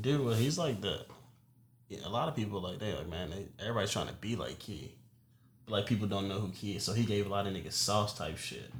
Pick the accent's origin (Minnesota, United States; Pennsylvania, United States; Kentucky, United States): Kentucky, United States; Louisville; I'm from Louisville, Kentucky